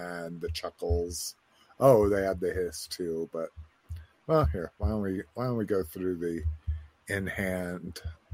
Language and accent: English; United States; also born or lived in New Mexico; Growing up in Wyoming and New Mexico, like leather work on a belt is a big deal